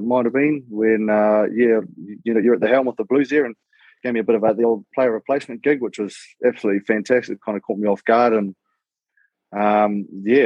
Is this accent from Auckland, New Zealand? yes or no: yes; Auckland, New Zealand; I born and bred on the North Shore of Auckland, and just around the Browns Bay area, just around the bays there.